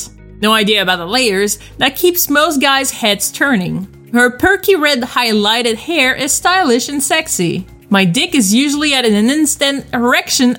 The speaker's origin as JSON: {"language": "English", "country": "Canada", "said": "I'm French Canadian. I speak French"}